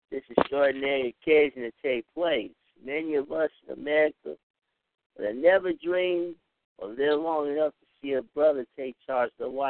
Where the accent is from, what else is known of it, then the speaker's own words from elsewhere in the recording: East Chicago, Indiana, United States; I'm from East Chicago.